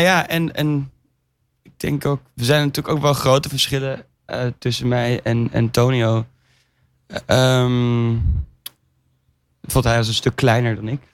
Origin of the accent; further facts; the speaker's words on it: Amsterdam, North Holland, Netherlands; we komen dus allebei uit Amsterdam